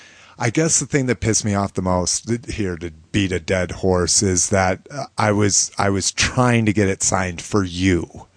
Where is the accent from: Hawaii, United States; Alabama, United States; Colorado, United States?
Colorado, United States; accent: Colorado accent; Well, we sound like we're from Colorado.